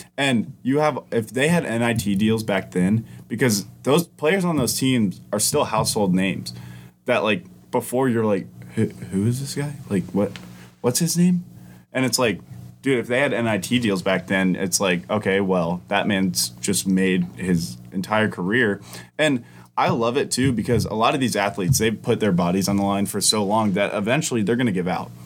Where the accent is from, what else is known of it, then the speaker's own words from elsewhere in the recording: Georgia, United States; I'd lived in Georgia my entire life